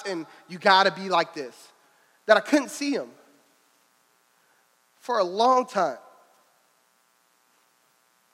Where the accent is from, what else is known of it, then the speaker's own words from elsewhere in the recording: Louisville, Kentucky, United States; I'm from Louisville